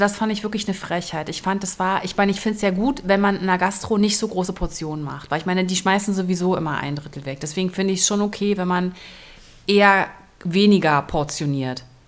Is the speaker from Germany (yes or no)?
yes; Berlin, Germany; moved away; Ich komme ja aus Berlin.